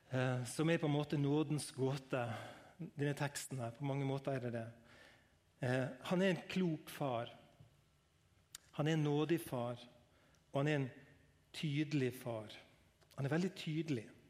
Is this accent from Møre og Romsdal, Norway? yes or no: yes; Langevåg, Møre og Romsdal, Norway; Jeg er fra LA Ungevåg